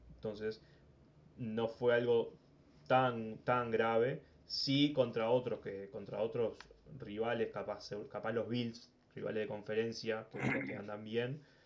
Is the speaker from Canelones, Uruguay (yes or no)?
no; Maldonado, Uruguay; now in Montevideo, Uruguay; Soy de Maldonado